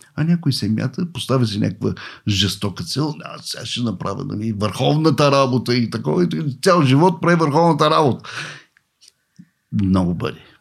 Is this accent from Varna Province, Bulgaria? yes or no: yes; Varna, Varna Province, Bulgaria; аз съм от Варна. Роден съм в Варна. Там курсове се водех.